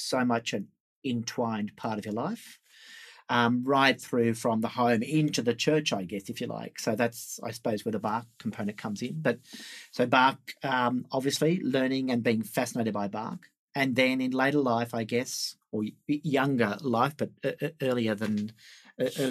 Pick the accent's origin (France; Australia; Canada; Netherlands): Australia; Sydney, New South Wales; I grew up in Sydney here